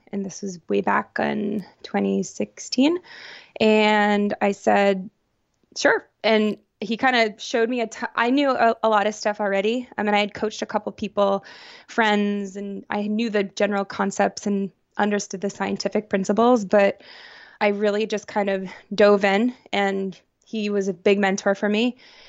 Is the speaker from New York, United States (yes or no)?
yes; New York, United States; now in New Haven, United States; I grew up outside of Syracuse, New York, so I have a lot of central New York pride. But I currently reside right outside of New Haven, Connecticut.